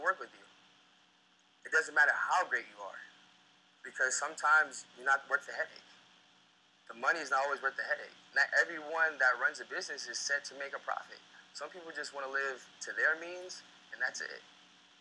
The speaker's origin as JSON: {"language": "English", "region": "South Florida", "country": "United States", "also_born_or_lived": "Sumter, South Carolina", "moved": "as an adult", "said": "I come from South Florida"}